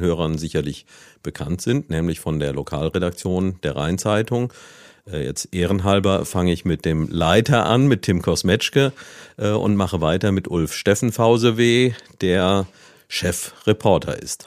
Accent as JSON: {"language": "German", "town": "Neuwied", "region": "Rhineland-Palatinate", "country": "Germany", "tie": "born or raised there", "moved": "as an adult", "said": "ich selbst bin ja gebürtiger Neuwieder und hier aufgewachsen"}